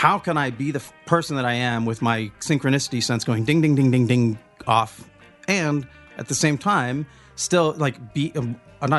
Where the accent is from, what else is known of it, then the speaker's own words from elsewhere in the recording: the Northwest, Pacific Northwest, United States; we're from the Northwest